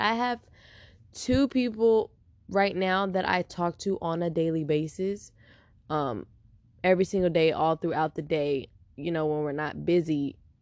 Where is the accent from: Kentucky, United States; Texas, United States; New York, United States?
Texas, United States; Houston; now in San Diego, United States; I'm from Houston, Texas, H Town